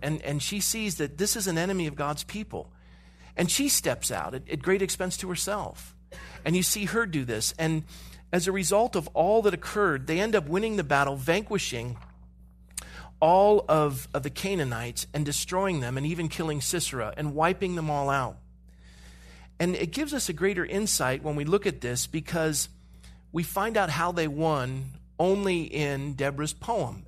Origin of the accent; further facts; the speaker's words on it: California, United States; I grew up in California